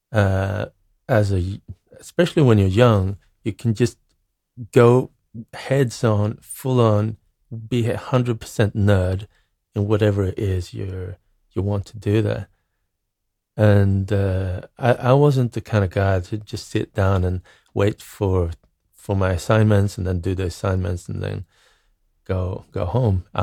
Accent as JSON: {"language": "English", "town": "Norrköping", "region": "Östergötland", "country": "Sweden", "tie": "born or raised there", "also_born_or_lived": "Greece / Norway", "moved": "as an adult", "said": "I grew up in Norrköping, which is a, a medium sized town in Sweden. It, it's a nice town, but it's not like Stockholm or any like big, big city"}